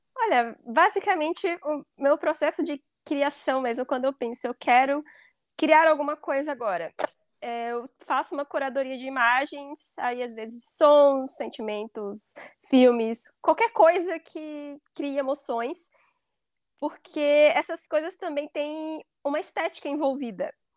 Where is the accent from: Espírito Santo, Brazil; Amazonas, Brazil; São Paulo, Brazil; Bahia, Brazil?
Bahia, Brazil; moved away as an adult; now in Ireland; Eu sou da Bahia e eu moro na Irlanda há quatro anos.